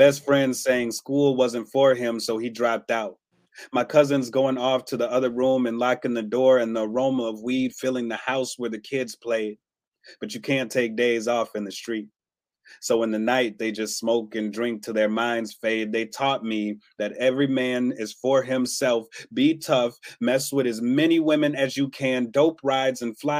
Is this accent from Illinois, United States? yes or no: yes; Chicago, Illinois, United States; now in Madison, United States; I hail from Madison, Wisconsin, by way of Chicago, Illinois. I was born there. I live here